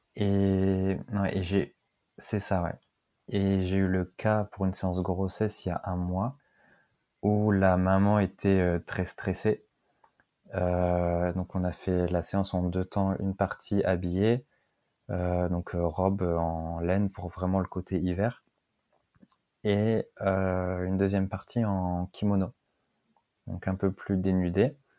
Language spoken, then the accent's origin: French; Lille, Hauts-de-France, France; moved away as an adult; also born or lived in south of Rennes; now in Rennes, France; Je suis originaire de Lille, mais je suis venu en Bretagne par amour.